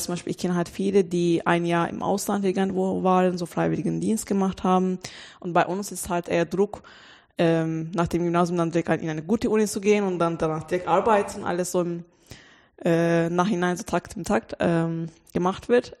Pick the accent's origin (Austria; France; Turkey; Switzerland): Turkey; German is a second language; moved away as an adult; now in Germany; ich komme aus der Türkei und dann ich war da auf der deutschen Schule